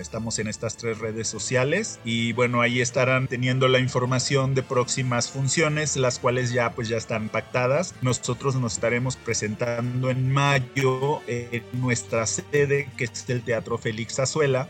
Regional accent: Aguascalientes, Mexico; also born or lived in Canada; now in Mexico City, Mexico; yo soy originario de Aguascalientes

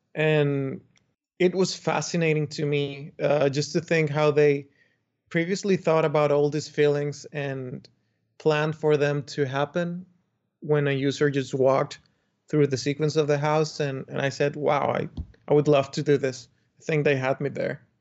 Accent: Dominican Republic; I come from the Dominican Republic, where I grew up

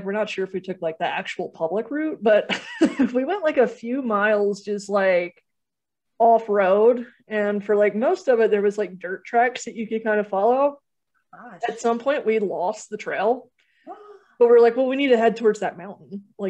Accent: North Carolina, United States; We're from North Carolina too.

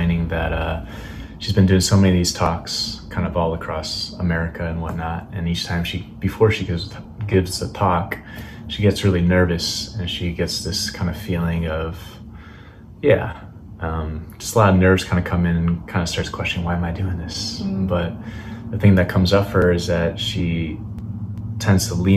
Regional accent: Wisconsin, United States

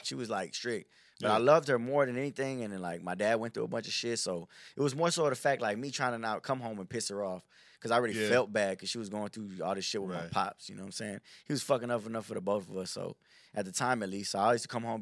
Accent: Houston, Texas, United States; I was born here in Houston

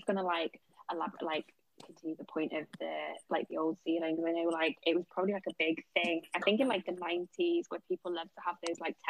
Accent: United Kingdom; we think as Brits

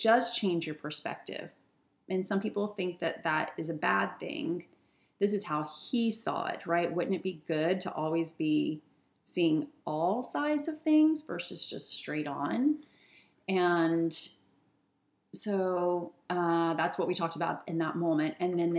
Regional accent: Virginia, United States; now in Seattle, United States; I'm from Virginia

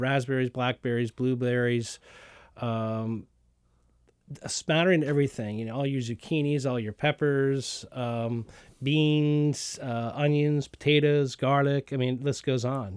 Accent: the South, Southern United States, United States; being a Southerner with my mom and, and my mom canned

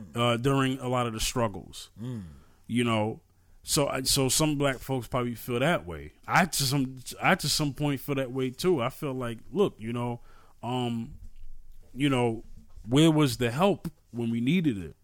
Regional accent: New York City, New York, United States; I'm from New York, right? New York City. And the projects that I grew up it, grew up

